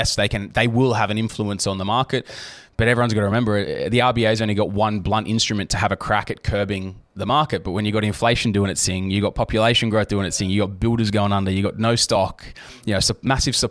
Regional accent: Southern Highlands, New South Wales, Australia; I'm from the Highlands

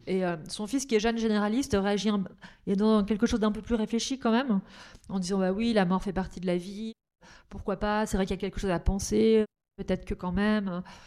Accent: Nord, Hauts-de-France, France; je suis originaire du Nord

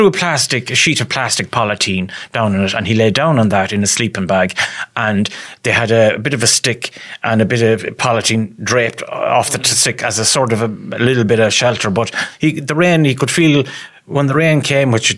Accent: Ballinamore, Connacht, Ireland; I'm from Ballinamore

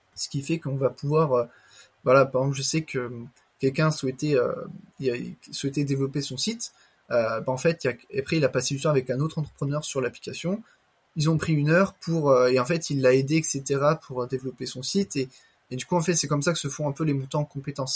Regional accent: Le Mans, Pays de la Loire, France; moi-même je suis du Mans

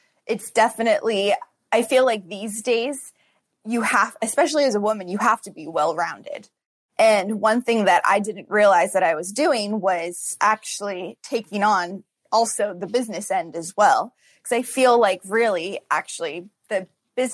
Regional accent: California, United States; now in Hawaii, United States; I'm from California

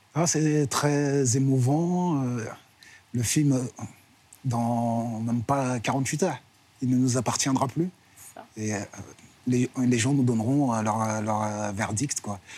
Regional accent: Orly, Île-de-France, France; Moi, je suis d'Orly à la base

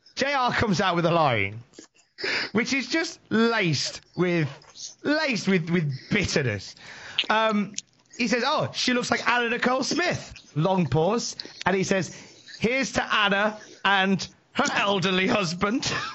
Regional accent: Worcester, West Midlands, United Kingdom; I am from Worcester in the West Midlands. I am visiting Newcastle.

